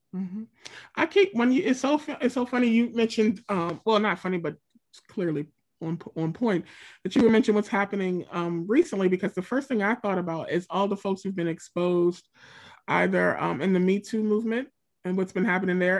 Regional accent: Pennsylvania, United States; I'm from Pennsylvania. I'm Pennsylvania through and through

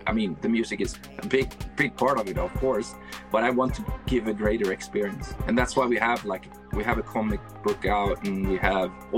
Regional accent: Sweden; growing up in Sweden

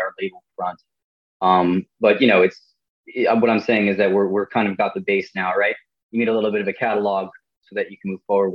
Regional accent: Dumont, New Jersey, United States; also born or lived in Emerson, New Jersey; I'm from the area. I'm from Dumont, which is not too far away

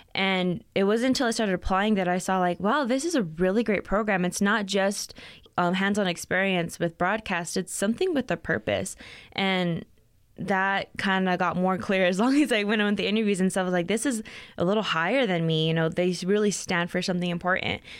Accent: Las Cruces, New Mexico, United States; moved away as an adult; now in Albuquerque, United States; I'm actually from Las Cruces, not too far

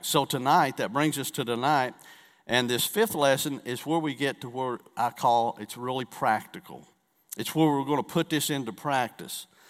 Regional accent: the Bible Belt, United States; we are from the Bible Belt

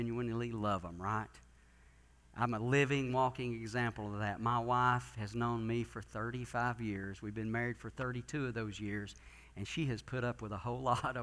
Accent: Gatlinburg, Tennessee, United States; my home church that I grew up in Gatlinburg

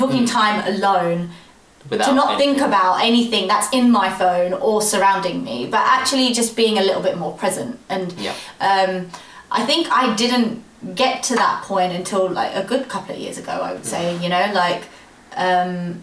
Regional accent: London, United Kingdom; I'm from London

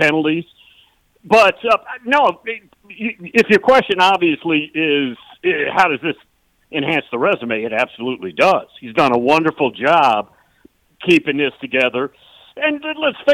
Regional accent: Sandusky, Ohio, United States; I'm a Buckeye for my life, and I grew up in Sandusky, Ohio

